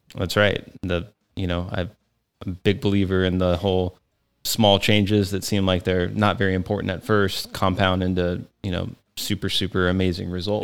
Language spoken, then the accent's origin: English; Texas, United States; moved away; I grew up in Texas